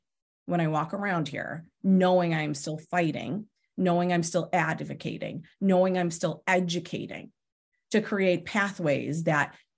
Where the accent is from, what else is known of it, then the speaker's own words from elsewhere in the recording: Pennsylvania, United States; I grew up in Pennsylvania